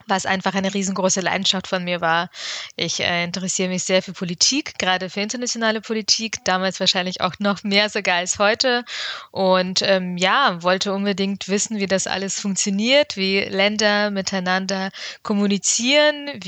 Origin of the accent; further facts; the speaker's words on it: Bavaria, Germany; Ich bin in Bayern aufgewachsen, war auf einer Realschule, und ähm, ja, dementsprechend durfte ich eben noch nie Abitur machen.